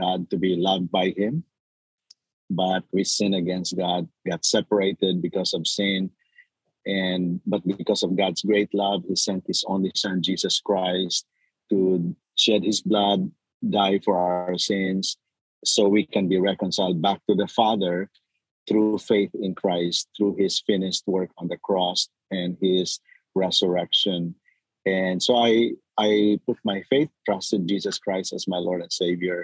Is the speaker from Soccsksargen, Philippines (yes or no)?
yes; General Santos, Soccsksargen, Philippines; moved away as an adult; also born or lived in San Diego; now in United States; I was born in the Philippines, in southern Philippines. And I grew up in General Santos City